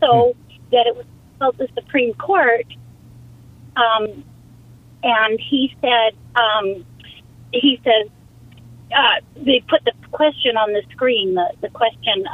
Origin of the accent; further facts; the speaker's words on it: Canada; now in Sun City West, Arizona, United States; as a Canadian